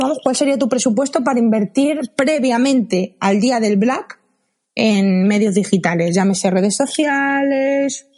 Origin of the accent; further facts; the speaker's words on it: Madrid, Community of Madrid, Spain; soy de Madrid